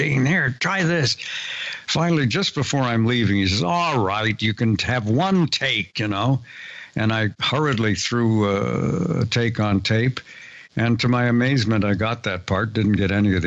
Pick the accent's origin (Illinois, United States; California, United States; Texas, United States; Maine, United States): California, United States; San Diego; We're both from San Diego